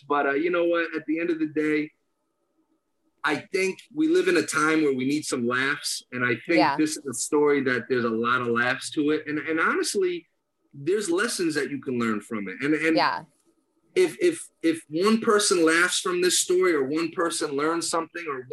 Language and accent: English; Danbury, Connecticut, United States; I'm not from Queens. I'm from Danbury